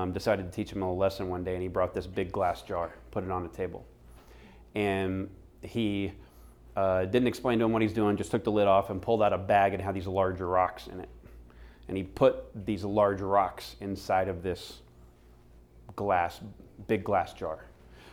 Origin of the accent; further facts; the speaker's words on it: Florida, United States; now in Phoenix, United States; I grew up on the East Coast in Florida